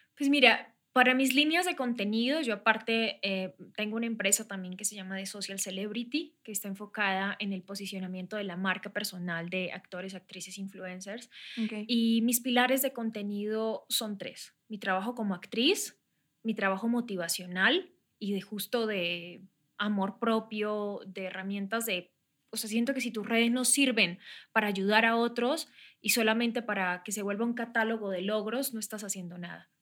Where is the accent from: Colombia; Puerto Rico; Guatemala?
Colombia; San Vicente de Chucurí, Santander; moved away as an adult; also born or lived in Bogotá; now in Mexico; Soy colombiana, soy de la región de Santander, de Bucaramanga, de un pueblo que se llama San Vicente de Chucurí